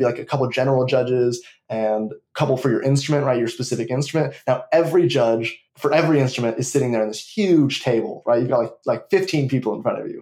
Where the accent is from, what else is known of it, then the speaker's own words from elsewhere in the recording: Los Angeles, California, United States; I am from Los Angeles, California